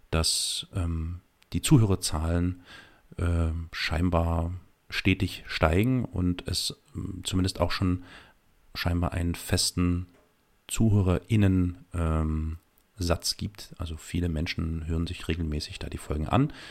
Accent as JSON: {"language": "German", "region": "East Germany", "country": "Germany", "said": "ihr seid aus dem Westen, ich bin aus dem Osten."}